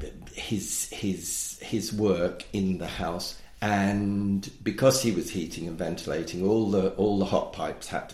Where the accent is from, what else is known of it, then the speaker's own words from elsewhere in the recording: London, United Kingdom; I grew up in London. I grew up in South London.